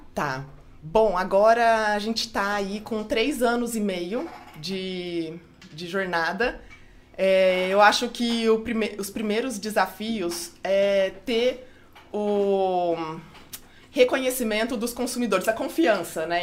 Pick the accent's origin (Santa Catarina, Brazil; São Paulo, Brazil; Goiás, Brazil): São Paulo, Brazil; Franca; eu sou de Franca, né, no interior de São Paulo